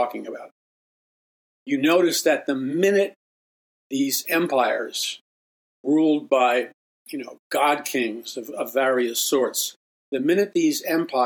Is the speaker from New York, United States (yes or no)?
yes; New York City, New York, United States; growing up in Jackson Heights, Queens